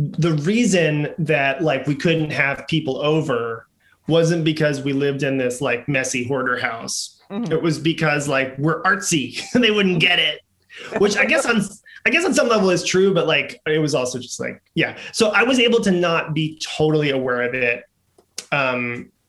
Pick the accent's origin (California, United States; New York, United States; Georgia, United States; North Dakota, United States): New York, United States; New York City; moved away as an adult; now in Los Angeles, United States; I grew up in the Upper West Side